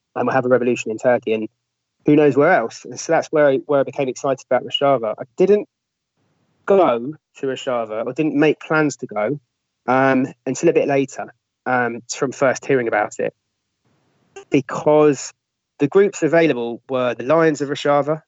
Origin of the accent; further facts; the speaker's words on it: London, United Kingdom; I'm a Londoner